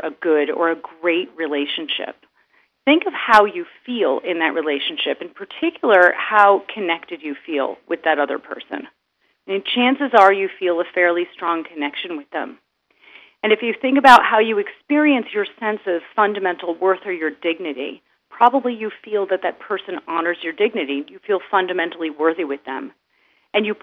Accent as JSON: {"language": "English", "country": "United States", "moved": "yes", "lives_now": "Berlin, Germany", "said": "I'm originally American"}